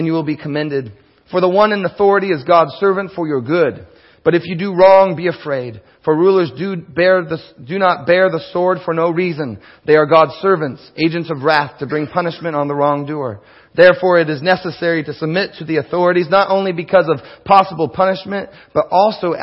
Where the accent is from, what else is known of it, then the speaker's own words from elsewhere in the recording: King County, Washington, United States; Before I'm an American, before I'm a Washingtonian, before I'm that unincorporated King Countian, I am a Christian.